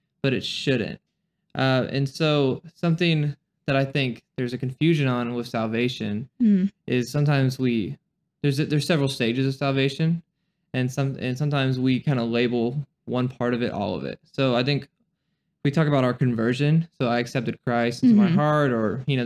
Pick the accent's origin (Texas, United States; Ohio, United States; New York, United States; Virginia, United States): Texas, United States; Duncanville; I was born and raised in Duncanville, Texas